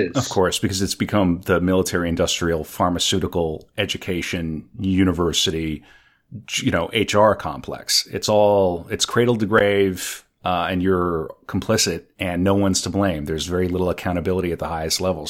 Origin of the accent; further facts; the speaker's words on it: North Dakota, United States; moved away; I'm from North Dakota